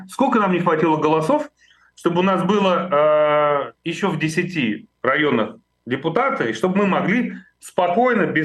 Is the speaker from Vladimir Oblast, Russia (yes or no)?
no; Moscow, Russia; я москвич.